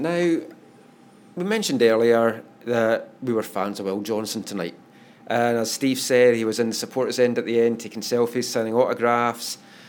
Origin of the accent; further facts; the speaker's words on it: East Coast of Scotland, United Kingdom; I'm from the East Coast